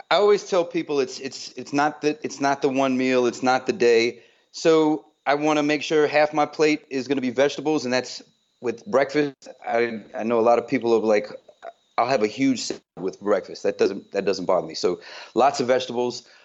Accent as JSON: {"language": "English", "town": "Newport News", "region": "Virginia", "country": "United States", "tie": "born or raised there", "also_born_or_lived": "Long Island, United States", "said": "Uh, I'm originally from Long Island, New York, uh, but I was uh-huh. raised a lot in um, in Virginia, Newport News, Virginia."}